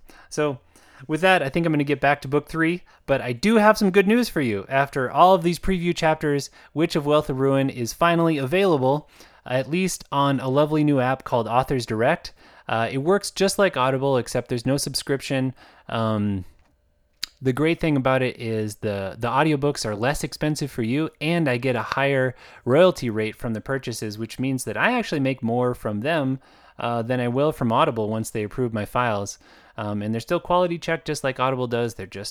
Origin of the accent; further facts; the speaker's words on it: Uganda; accent: Ugandan; I expect a lot of readers to have that reaction when they hear my Ugandan accent, because it's not an accent that we're very familiar